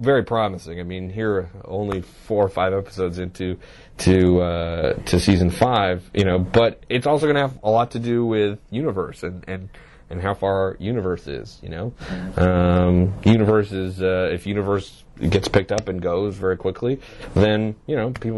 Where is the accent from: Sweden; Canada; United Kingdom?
Canada; as a Canadian